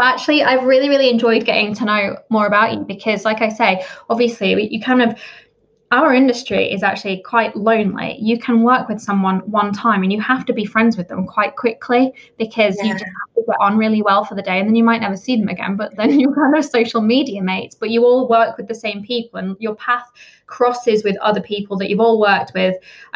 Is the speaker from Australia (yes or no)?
no; Leeds, Yorkshire and the Humber, United Kingdom; now in Saddleworth, United Kingdom; So I was born in Leeds. I grew up there, and now I'm the other side of the Pennines. I live in Saddleworth, which many people have never heard of.